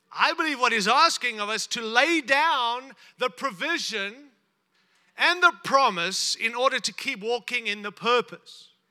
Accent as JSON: {"language": "English", "country": "United States", "said": "I'm from America"}